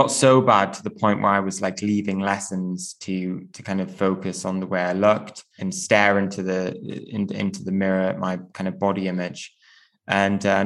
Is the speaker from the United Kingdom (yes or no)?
yes; Newcastle upon Tyne, North East England, United Kingdom; I grew up in Newcastle